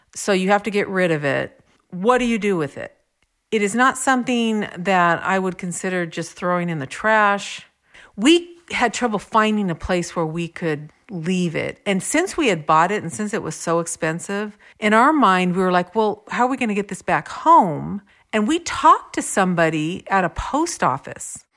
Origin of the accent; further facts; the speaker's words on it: California, United States; we are from California.